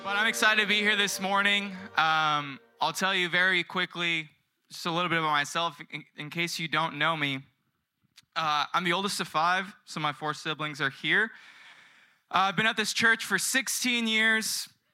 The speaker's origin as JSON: {"language": "English", "town": "San Diego", "region": "California", "country": "United States", "also_born_or_lived": "Australia", "moved": "as an adult", "lives_now": "Carlsbad, United States", "said": "I'm originally from South San Diego, um, and I moved up to the promised land of Carlsbad in twenty twenty"}